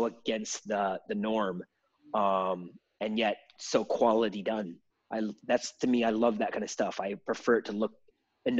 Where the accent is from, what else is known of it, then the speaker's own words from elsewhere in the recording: Michigan, United States; moved away as an adult; I'm from Michigan